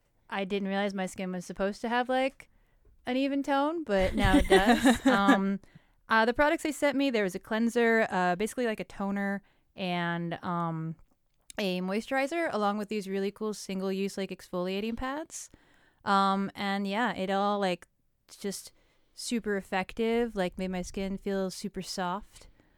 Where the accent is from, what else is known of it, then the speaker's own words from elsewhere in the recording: New York, United States; I don't need to give you the like, and I'm from New York, so I know.